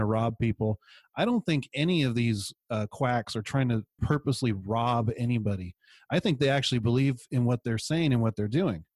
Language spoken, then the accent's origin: English; San Luis Obispo, California, United States; I grew up in San Luis Obispo